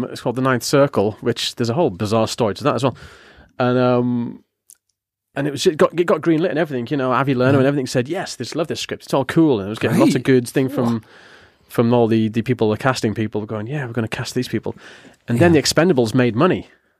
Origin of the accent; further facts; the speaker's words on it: Yarm, North East England, United Kingdom; He lives in Ingleby, Barwick, or Barwick, as we call it in Yarm. {S0} Yeah. {S2} And I'm from Yarm.